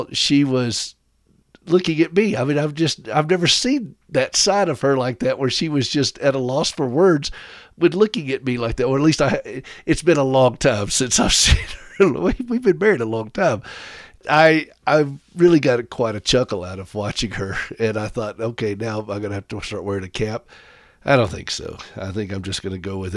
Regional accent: Anderson, South Carolina, United States; also born or lived in Nashville; now in Montana, United States; I'm from Anderson, which is only about 30 minutes away.

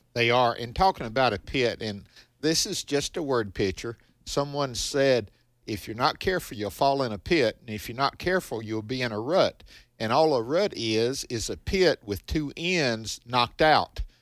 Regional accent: the South, United States; growing up, now I'm from the South, and the Grand Ole Opry was big down here

